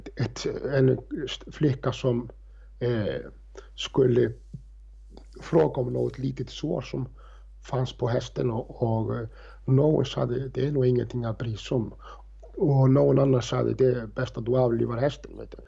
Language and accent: Swedish; Reykjavik, Capital Region, Iceland; moved away; när jag jobbade i Reykjavik, i, i stallsamhället Faukur där, där jag är uppvuxen